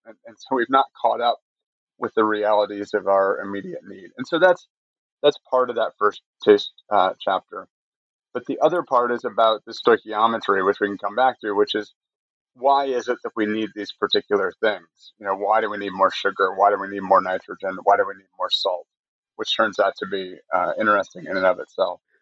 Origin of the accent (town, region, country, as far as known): Michigan, United States; born or raised there; moved away as an adult; also born or lived in Connecticut; now in North Carolina, United States